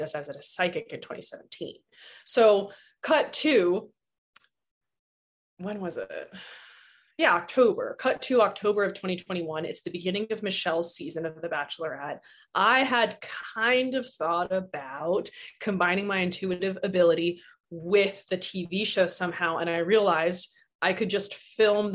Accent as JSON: {"language": "English", "town": "Tucson", "region": "Arizona", "country": "United States", "also_born_or_lived": "New Orleans", "moved": "as an adult", "said": "So I'm from Tucson. I live here now."}